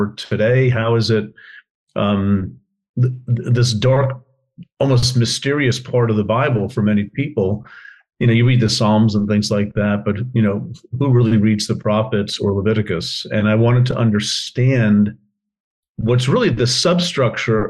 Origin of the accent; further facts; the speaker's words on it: northern New Jersey, United States; I was born in New Jersey, in the northern part of the state